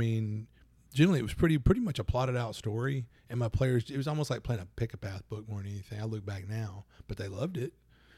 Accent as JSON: {"language": "English", "region": "Louisiana", "country": "United States", "said": "Plus, I'm from Louisiana."}